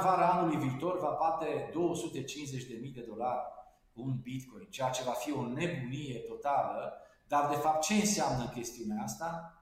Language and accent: Romanian; Târgu Mureș, Mureș County, Romania; eu sunt din Târgu Mureș